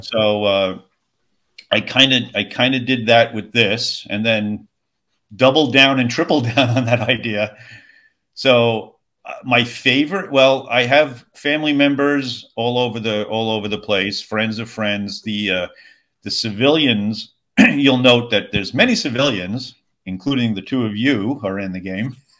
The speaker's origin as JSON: {"language": "English", "area": "Long Island", "region": "New York", "country": "United States", "moved": "yes", "lives_now": "Tennessee, United States", "said": "I'm originally from Long Island."}